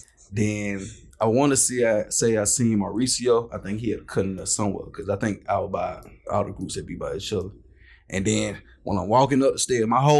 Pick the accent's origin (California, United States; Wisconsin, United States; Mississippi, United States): Mississippi, United States; Columbia; I'm from Columbia, Mississippi